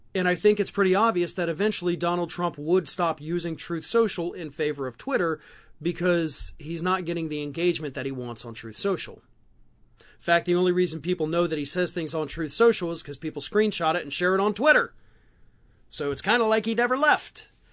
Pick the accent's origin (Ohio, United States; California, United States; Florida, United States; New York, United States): Florida, United States; my home state of Florida